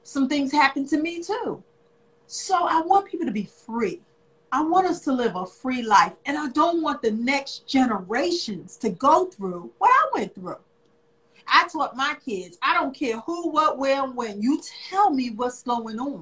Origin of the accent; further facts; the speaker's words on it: New York City, New York, United States; moved away as an adult; also born or lived in Virginia; now in Richmond, United States; I am originally from New York. I was born in Spanish Harlem. I'm just a city girl